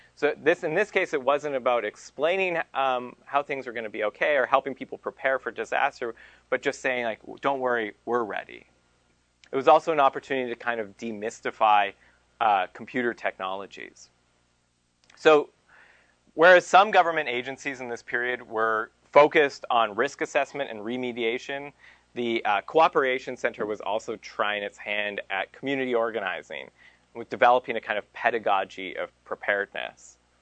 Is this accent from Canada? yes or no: yes; Canada; Merrill gave me up as a Canadian